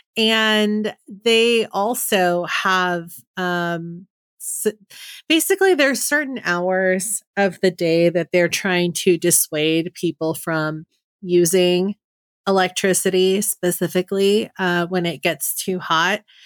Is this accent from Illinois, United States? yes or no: no; Bay Area, California, United States; I grew up in the Bay Area in a very, um, hippy-dippy